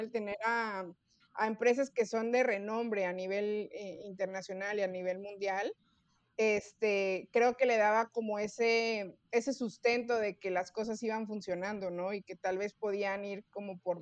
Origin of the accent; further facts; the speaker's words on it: Mexico; como buenos mexicanos que somos